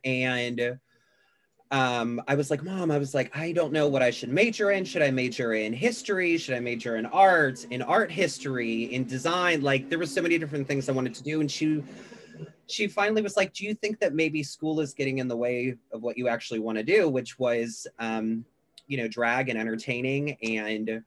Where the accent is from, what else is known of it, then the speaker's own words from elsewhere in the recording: Chicago, Illinois, United States; moved away as an adult; also born or lived in Pittsburgh, Pennsylvania; now in Los Angeles, United States; We moved to Chicago when I was 9